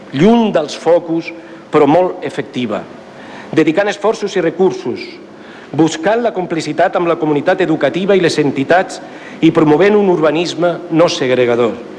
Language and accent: Catalan; Ripollet, Catalonia, Spain; el meu poble